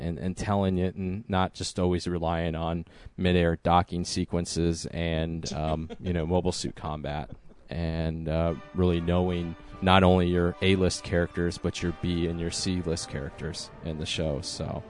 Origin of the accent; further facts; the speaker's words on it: United States; as the American with the Canadian heritage